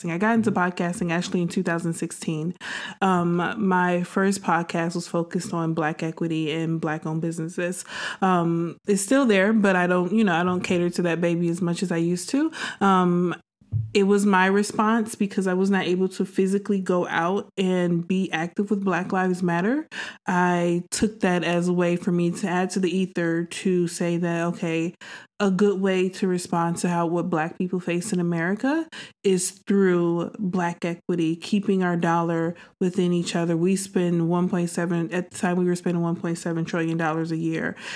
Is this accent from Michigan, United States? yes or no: yes; Detroit, Michigan, United States; also born or lived in Chicago / Dallas, Texas; I'm actually from the Midwest. Um, yeah, I'm from originally from Detroit, Michigan, um, but I spent about two years in Chicago. Then I spent seven years in Dallas, Texas.